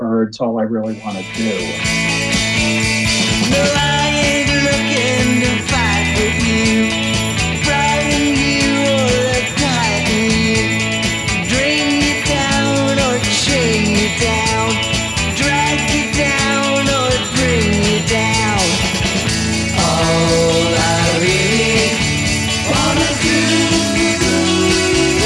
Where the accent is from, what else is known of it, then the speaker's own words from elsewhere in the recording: United States; I grew up in the New York area